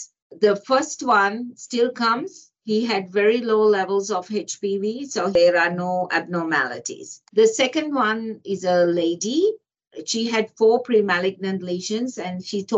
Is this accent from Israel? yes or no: no; Botswana; now in Australia; I grew up in Africa, a country called Botswana